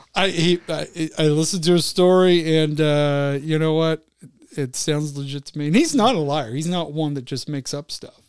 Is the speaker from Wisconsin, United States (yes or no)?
no; Utah, United States; I grew up in Utah